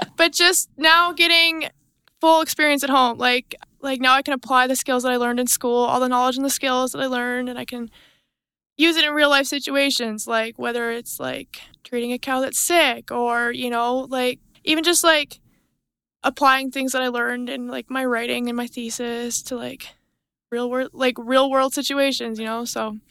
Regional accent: Millicent, Alberta, Canada; I'm from Millicent, Alberta, so that's twenty minutes northeast of Brooks

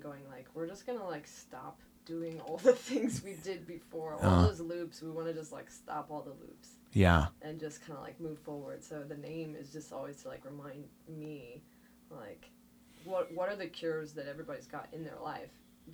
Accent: Midwest, United States; now in Nashville, United States; I'm like from the Midwest. I live in Nashville

